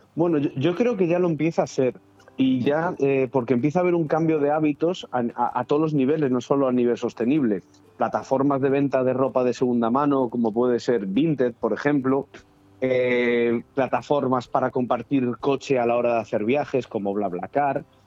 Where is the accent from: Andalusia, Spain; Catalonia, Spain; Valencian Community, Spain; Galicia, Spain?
Galicia, Spain; moved away; yo que soy gallego